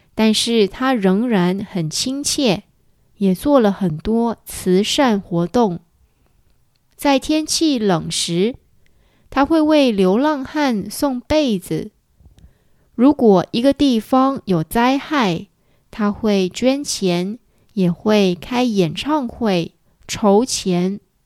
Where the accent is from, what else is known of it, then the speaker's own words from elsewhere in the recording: Guangdong, China; 我是广东人，我也说广东话。小时候，我也常常听香港的音乐。